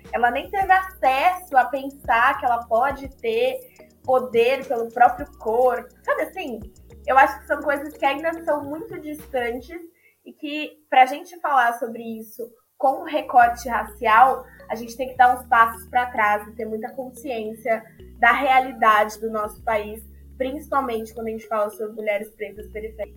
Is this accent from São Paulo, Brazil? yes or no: yes; São Paulo, Brazil; Sou tá nascida e criada na Brasilândia, que é a periferia da Zona Norte de São Paulo